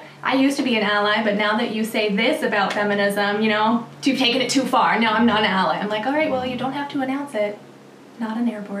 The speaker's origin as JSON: {"language": "English", "region": "Arizona", "country": "United States", "said": "Oh, and we're both from Arizona."}